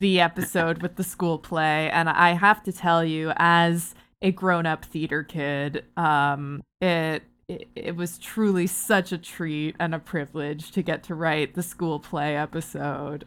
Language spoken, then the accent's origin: English; Barrie, Ontario, Canada; moved away; I'm from Barrie originally